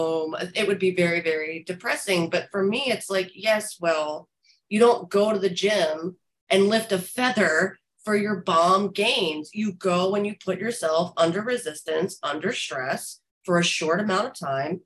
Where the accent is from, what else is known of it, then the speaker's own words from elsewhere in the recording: New Jersey, United States; also born or lived in Los Angeles / Florida; now in New York, United States; I'm from North Jersey, but I lived in Los Angeles and I lived in Florida